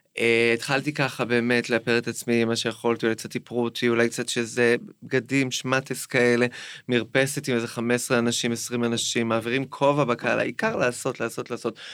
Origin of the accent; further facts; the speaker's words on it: Jerusalem, Jerusalem District, Israel; גדלתי בגבעת שאול עד איזה גיל עשר כזה